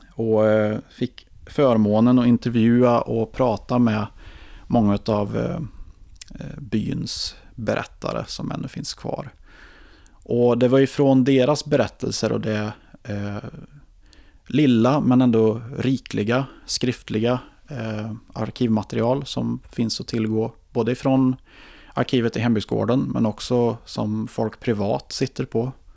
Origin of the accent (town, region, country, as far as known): Ekshärad, Värmland, Sweden; born or raised there; also born or lived in Karlstad